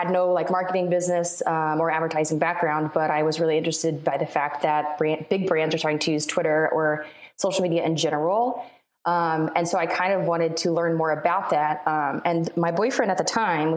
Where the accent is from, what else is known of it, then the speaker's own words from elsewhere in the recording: Richmond, Virginia, United States; moved away as an adult; also born or lived in Radford, Virginia; now in Charlotte, United States; I'm from Virginia. I'm in Charlotte, North Carolina now, but I'm from Richmond, Virginia